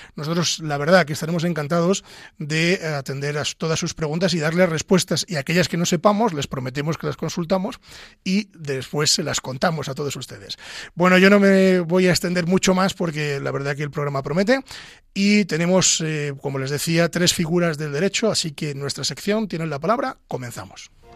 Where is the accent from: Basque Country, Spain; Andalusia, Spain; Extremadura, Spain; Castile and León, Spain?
Castile and León, Spain; yo soy de Ávila